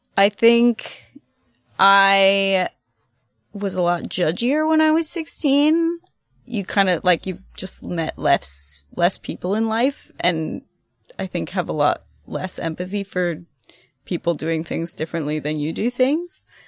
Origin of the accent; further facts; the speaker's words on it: Ohio, United States; moved away as an adult; also born or lived in Athens, Ohio / Germany; now in Boston, United States; I'm from Ohio. Uh, I'm a Midwestern girl at heart